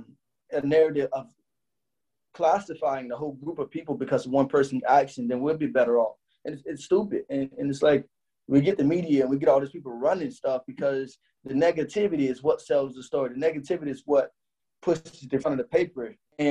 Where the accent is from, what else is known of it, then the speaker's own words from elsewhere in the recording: United States; I'm American